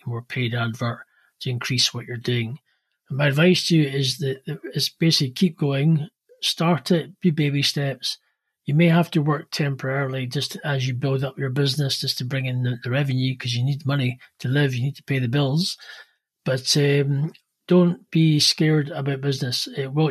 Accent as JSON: {"language": "English", "town": "Edinburgh", "region": "Scotland", "country": "United Kingdom", "said": "from Edinburgh, Scotland."}